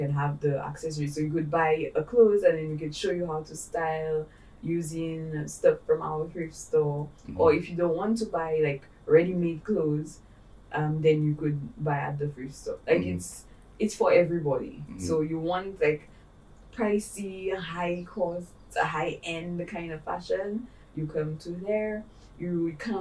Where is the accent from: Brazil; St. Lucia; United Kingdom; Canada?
St. Lucia; And I'm Saint Lucian. I am from the Caribbean.